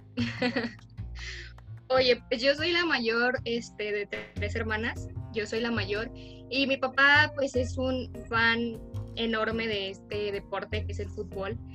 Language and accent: Spanish; Durango, Mexico; nuestro estado, Durango